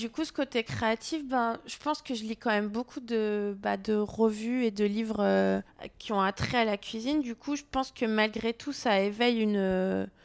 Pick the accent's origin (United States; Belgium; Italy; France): France; south of France; et comme je viens du Sud et je trouve que ça correspond un petit peu